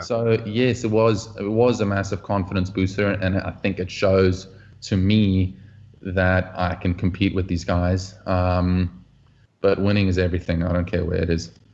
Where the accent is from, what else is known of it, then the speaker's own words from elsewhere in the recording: Oudtshoorn, Western Cape, South Africa; moved away; also born or lived in Bellville; growing up in South Africa, you play all kinds of team sports as a kid